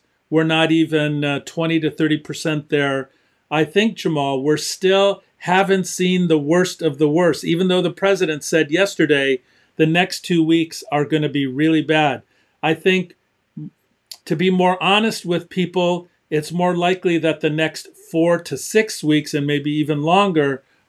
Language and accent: English; Detroit, Michigan, United States; Hot spots in my hometown, Detroit, Michigan.